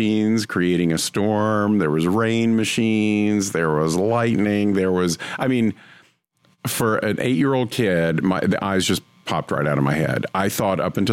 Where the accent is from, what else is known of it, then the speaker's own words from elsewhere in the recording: North Carolina, United States; My family, we grew up in North Carolina